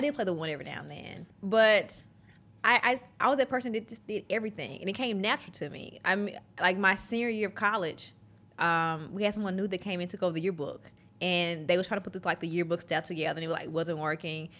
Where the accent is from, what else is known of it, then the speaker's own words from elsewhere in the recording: Mississippi, United States; accent: Southern drawl; growing up in Mississippi